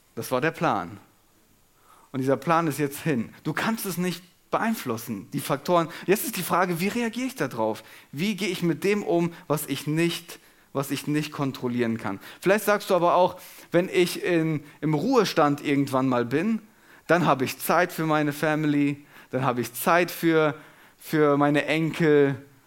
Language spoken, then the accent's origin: German; Germany; wir uns als Deutsche